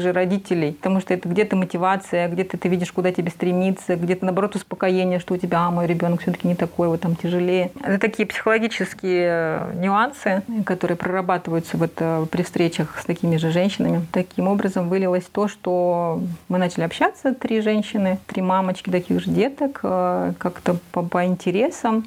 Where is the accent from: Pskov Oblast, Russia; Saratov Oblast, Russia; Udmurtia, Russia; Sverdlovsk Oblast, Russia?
Saratov Oblast, Russia; Saratov; moved away as an adult; also born or lived in Uralsk, Kazakhstan; now in Astana, Kazakhstan; Я сама родом из России, из Саратовской области